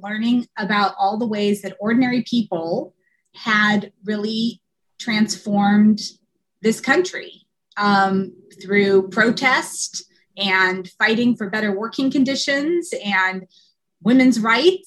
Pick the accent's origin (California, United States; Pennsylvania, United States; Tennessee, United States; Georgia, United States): California, United States; San Diego; also born or lived in Chicago, Illinois; now in Williston, United States; I grew up in San Diego, California. I was born in Chicago, but moved to San Diego when I was really young